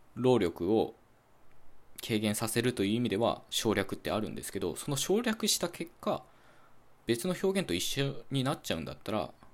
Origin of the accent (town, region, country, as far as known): Japan